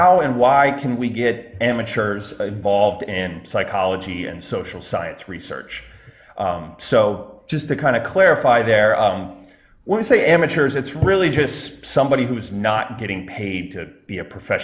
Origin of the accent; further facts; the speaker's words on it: Baltimore, Maryland, United States; now in New York City area, United States; originally I'm from Baltimore, Maryland